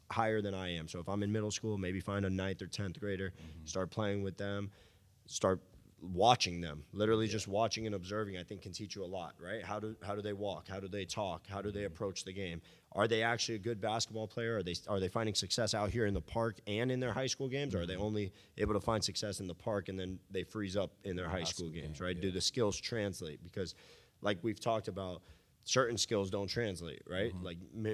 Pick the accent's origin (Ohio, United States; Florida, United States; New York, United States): Florida, United States; Miami; It was Dwayne Wade. I grew up in Miami.